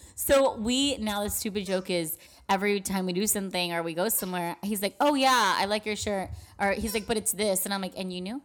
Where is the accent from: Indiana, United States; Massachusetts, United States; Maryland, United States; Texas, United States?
Texas, United States; El Paso; I'm from El Paso